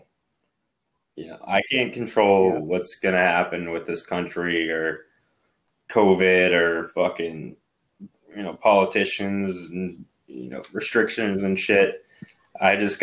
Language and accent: English; Maine, United States; I was from Maine